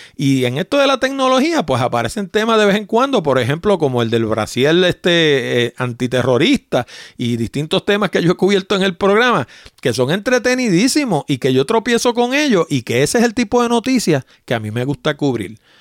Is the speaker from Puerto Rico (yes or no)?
yes; Puerto Rico; accent: Puerto Rican; also born or lived in New York; Yo me crié en Puerto Rico, yo nací en Nueva York, Vine aquí de nueve años y tengo 60, así que llevo 51 años inmerso